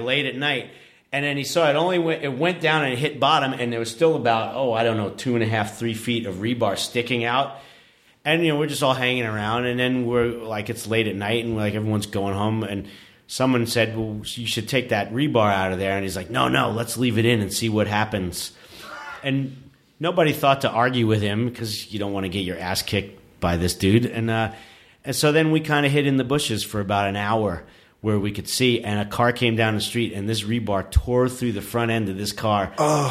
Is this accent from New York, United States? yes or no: yes; New York City, New York, United States; I grew up in New York City